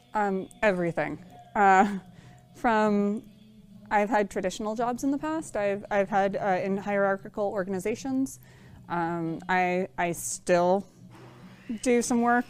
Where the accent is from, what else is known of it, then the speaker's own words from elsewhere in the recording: Bay Area, California, United States; I was born and raised in the Bay Area